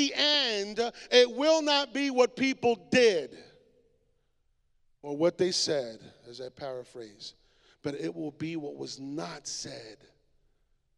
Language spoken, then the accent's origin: English; Puerto Rico; my island, los borinqueños son americanos, we are American